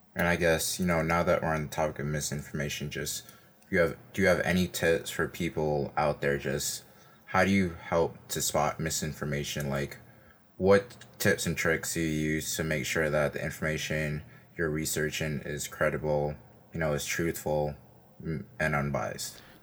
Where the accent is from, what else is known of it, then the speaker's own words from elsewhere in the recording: New York City, New York, United States; I'm from Brooklyn, east side of Brooklyn.